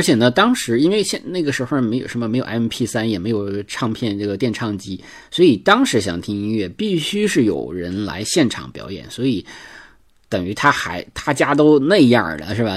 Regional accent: Northeast China, China; accent: Northeastern dialect; 就就我们东北话讲

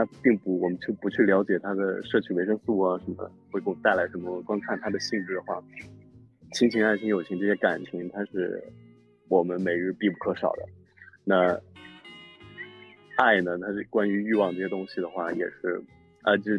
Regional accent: Northwest China, China; 对凤凤梨，我我西北人就是没吃过凤梨，sorry。我们小时候就不知道凤梨是啥，我对这个词儿有点生疏，sorry。

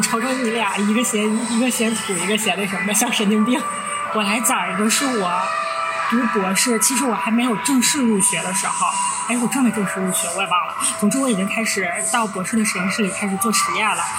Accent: Northeast China, China; 我们是三个来自东北的 ladies，

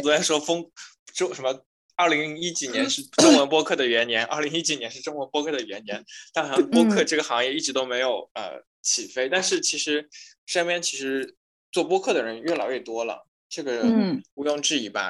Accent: China; 我们作为来自中国的学生学者

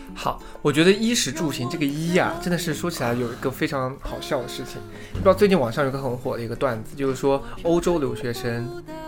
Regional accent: Yunnan, China; moved away as an adult; now in United States; 我的家乡是在，呃，云南那边

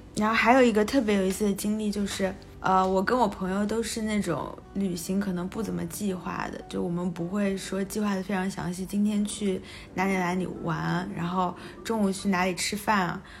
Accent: China; 我们从中国来的

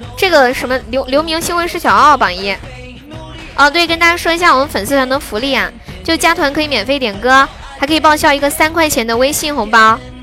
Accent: Sichuan, China; 我是四川的

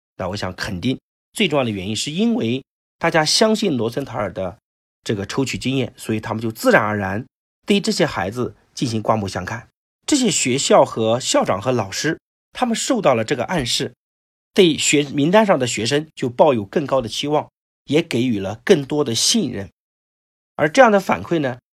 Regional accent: China; 我们中国人

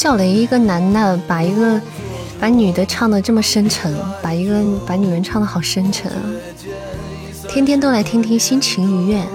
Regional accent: Shaanxi, China; 我作为一个陕西人， 我的面再不会做，那我就太过分了

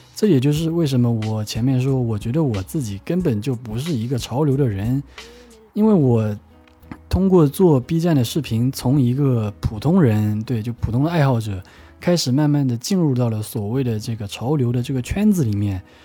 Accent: Wenzhou, Zhejiang, China; 我是出生在温州的一个小岛上面的，我对岛是非常非常有情怀的

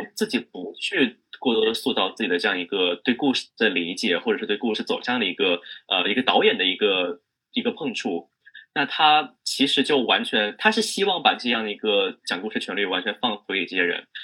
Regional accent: China; 一个在中国，在真，在中国长大的人

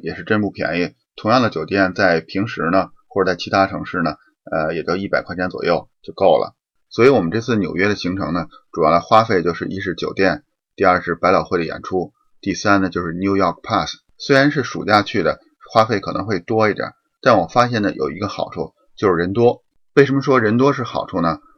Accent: Beijing, China; moved away as an adult; now in Windsor, Canada; 我从北京来的

